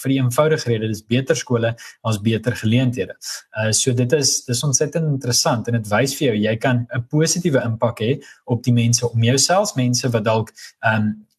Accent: South Africa; moved away as an adult; also born or lived in Europe; ek's Afrikaner

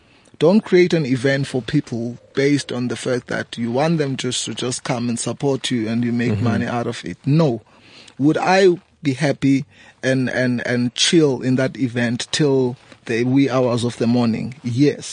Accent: South Africa; moved away as an adult; now in Johannesburg, South Africa; I've created an event back home 6 years ago, a homecoming reunion, and that event today it's quite the biggest event in my hometown

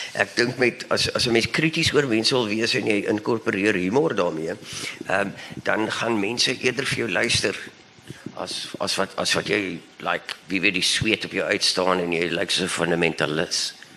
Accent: Bellville, Western Cape, South Africa; ek kom ook van Belwel af

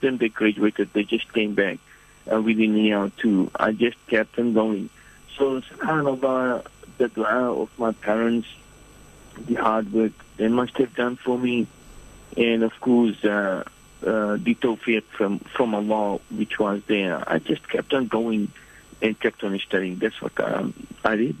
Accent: Fiji; moved away as an adult; also born or lived in Medina, Saudi Arabia; now in New Zealand; I'm originally from Fiji Island, and um, uh, at present I live in New Zealand

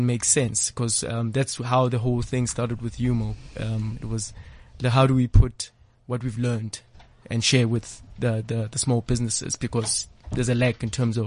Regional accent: Soweto, Gauteng, South Africa; Grew up in the township. I was actually born in Deep Kloof, just here in Soweto

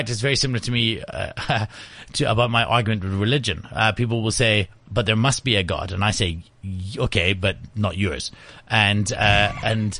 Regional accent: South Africa; I'm not American. I'm South African.

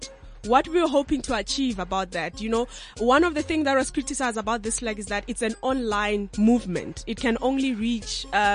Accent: South Africa; I could relate as a South African.

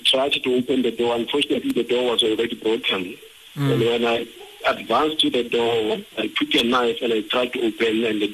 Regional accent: Bethlehem, Free State, South Africa; I moved from Togoza and came back to study here in Bethlehem at home.

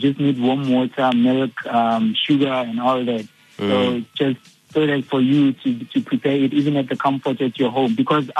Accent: Evaton, Gauteng, South Africa; I'm from Everton in the Val.

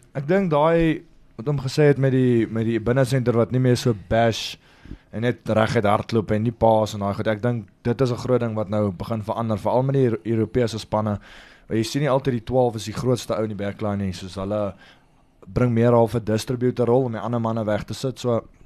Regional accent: South Africa; also born or lived in Free State, South Africa / Italy; now in Johannesburg, South Africa; ons het groot geword in die Kaap en toe trek ons Vrystaat toe en toe gaan na gaan na Grey College toe

